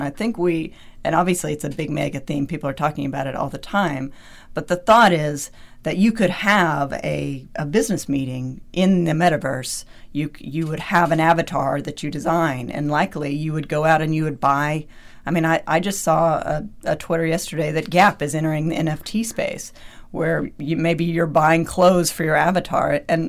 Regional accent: United States; I'm also American

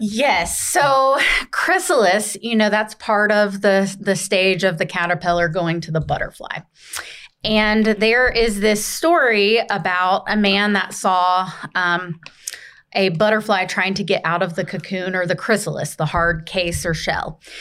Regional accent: Kentucky, United States; moved away as an adult; also born or lived in Indiana; now in Greenville, United States; born and raised in Kentucky.

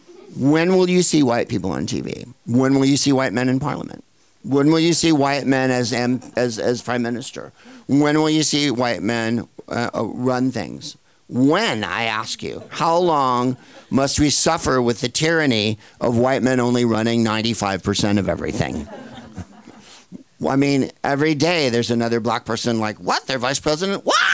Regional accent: San Francisco, California, United States; I'm from San Francisco.

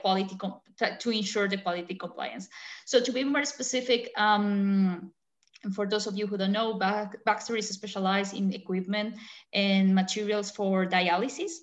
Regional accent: Colombia; moved away as an adult; also born or lived in France / England / China; now in Germany; I'm originally from Colombia

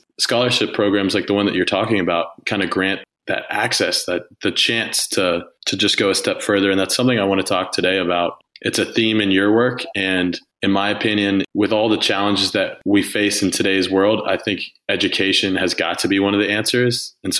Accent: Durham, North Carolina, United States; Yeah, I came from Durham Academy, and, you know, a 15-minute drive from school.

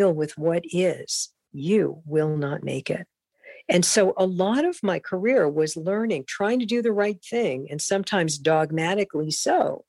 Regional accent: Los Angeles, California, United States; also born or lived in Grand Rapids, Michigan; I grew up in West Los Angeles, you know, and attended, you know, all through school here in Los Angeles

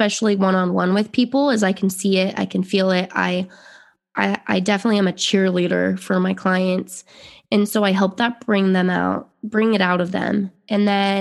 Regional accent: Utah, United States; moved away; I grew up in Utah

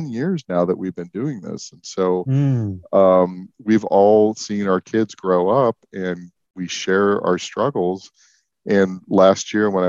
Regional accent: San Francisco Bay Area, California, United States; moved away; also born or lived in Denver; I grew up in the San Francisco Bay Area

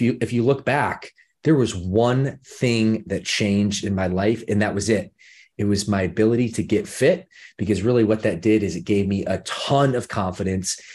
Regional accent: Midwest, United States; moved away as an adult; now in Los Angeles, United States; I come from the Midwest. I spent, you know, the first, uh, I guess the s, second decade of my life there

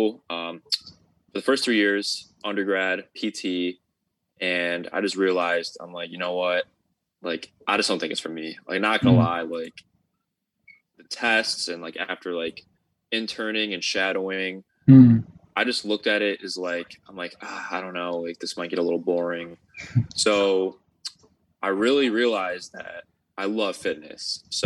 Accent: Ohio, United States; I'm from the United States, so I'm from Ohio, so it's more up north

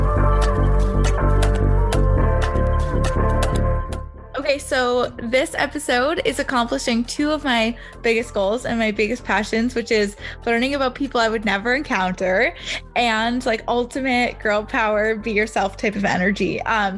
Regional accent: Ontario, Canada; I'm from Ontario

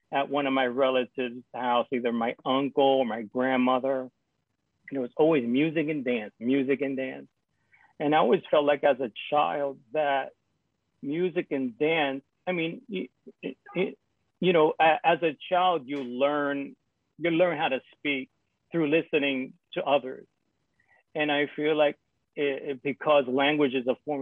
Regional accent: Paterson, New Jersey, United States; now in Kingston, Rhode Island, United States; I was born and raised in Paterson, New Jersey

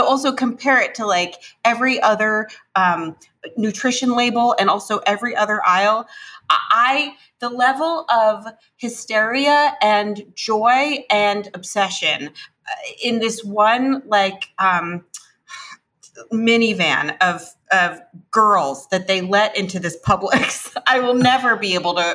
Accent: New York City, New York, United States; I grew up in New York City.

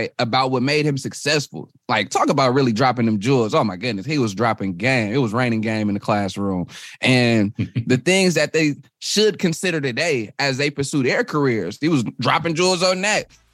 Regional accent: Oakland, California, United States; growing up in Oakland

